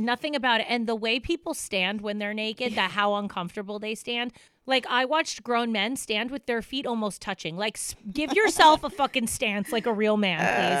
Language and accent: English; United States; also born or lived in New York; I'm from Jersey and New York